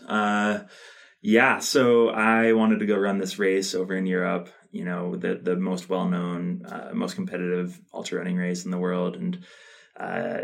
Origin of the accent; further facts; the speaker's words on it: Northeast Ohio, United States; moved away as an adult; now in Missoula, United States; I grew up in Northeast Ohio playing baseball